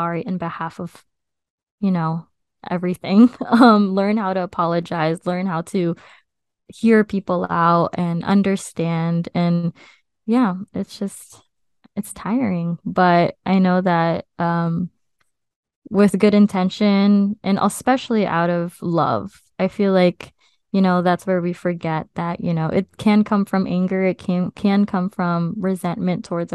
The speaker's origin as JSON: {"language": "English", "country": "United States", "tie": "born or raised there", "said": "her having me here, as her first child here in the US"}